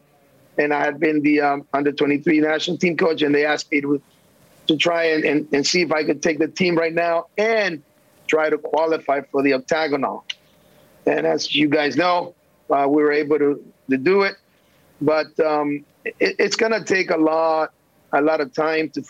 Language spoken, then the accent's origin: English; El Salvador; moved away; also born or lived in United States; I was born in El Salvador